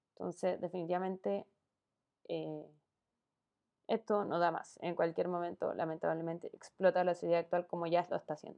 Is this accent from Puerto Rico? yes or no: no; Chile; No soy la única chilena en este país.